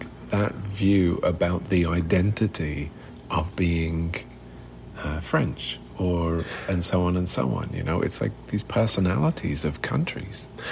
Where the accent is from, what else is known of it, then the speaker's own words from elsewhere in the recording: United Kingdom; moved away; growing up in Europe